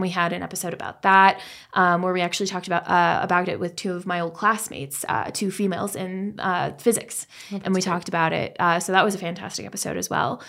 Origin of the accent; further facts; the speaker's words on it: Colorado, United States; moved away; I uh, actually grew up in Colorado.